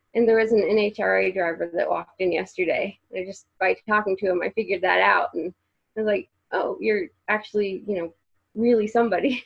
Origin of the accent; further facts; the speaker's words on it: Central Illinois, United States; moved away as an adult; now in Indianapolis, United States; I'm from Central Illinois